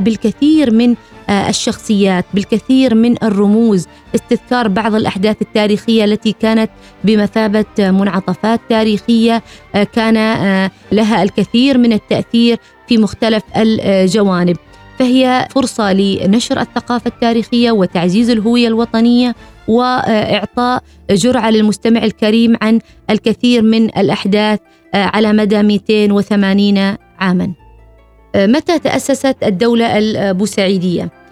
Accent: Oman; بأننا كعمانيين

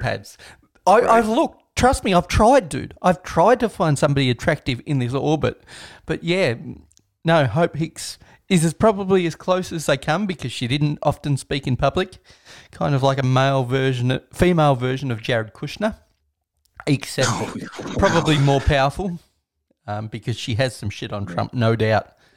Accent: Australia; as an Australian

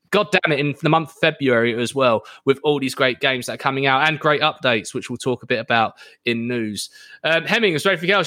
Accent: United Kingdom; I'm British

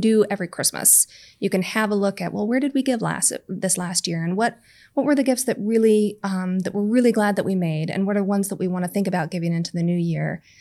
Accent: United States; moved away; we're both American

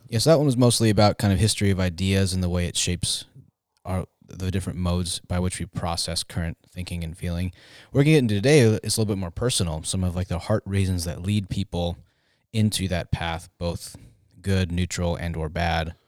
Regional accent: Tempe, Arizona, United States; I grew up in Tempe

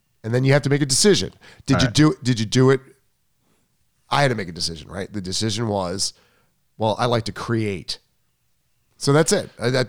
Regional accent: Long Island, New York, United States; I'm from Long Island.

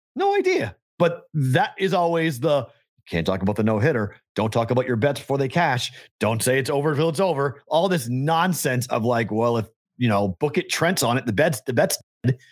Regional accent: Boston, Massachusetts, United States; moved away; growing up in Boston

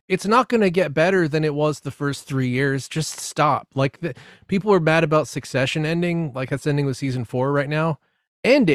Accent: United States; as an American

